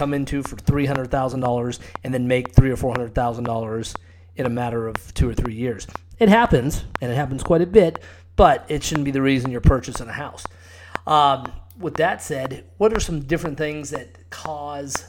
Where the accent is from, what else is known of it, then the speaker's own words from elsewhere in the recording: Scottsdale, Arizona, United States; also born or lived in Cave Creek, Arizona; I grew up in Scottsdale. I actually live in Cape Creek, Arizona now